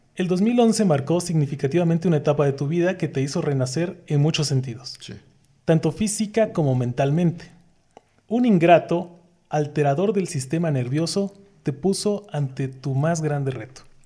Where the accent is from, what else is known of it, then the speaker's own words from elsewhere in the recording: Oaxaca, Mexico; nosotros como oaxaqueños